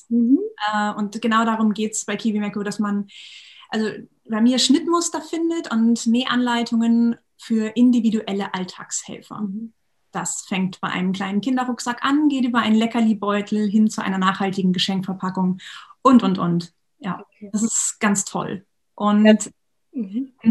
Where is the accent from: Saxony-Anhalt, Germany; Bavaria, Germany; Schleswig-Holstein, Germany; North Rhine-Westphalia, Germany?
Schleswig-Holstein, Germany; also born or lived in Bad Bederkesa; ganz tollen Schule in Bad Bederkesa gearbeitet für viele Jahre und bin jetzt aber wieder zurück in meiner Heimat Schleswig-Holstein.